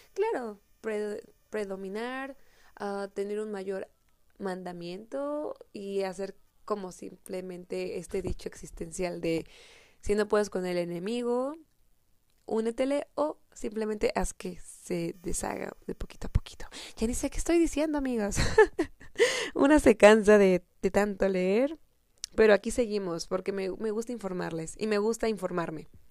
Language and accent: Spanish; Mexico; al menos en mi país, en México